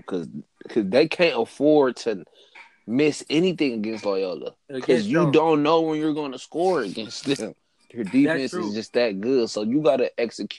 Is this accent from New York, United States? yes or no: no; Michigan, United States; I'm from Michigan.